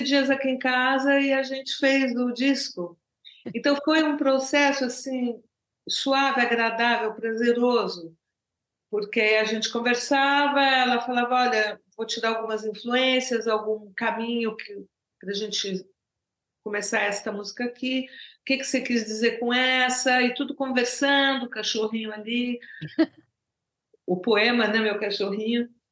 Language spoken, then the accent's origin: Portuguese; Brazil; first language Portuguese; now in Paris, France; português é minha língua natal